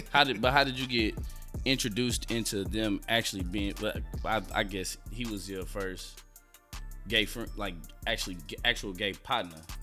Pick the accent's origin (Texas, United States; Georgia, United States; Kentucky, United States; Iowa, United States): Texas, United States; Houston; I grew up in Fifth Ward